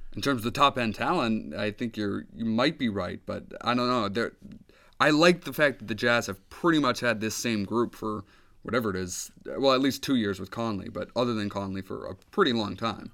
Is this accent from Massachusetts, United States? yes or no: yes; Boston, Massachusetts, United States; the Boston Celtics. My hometown team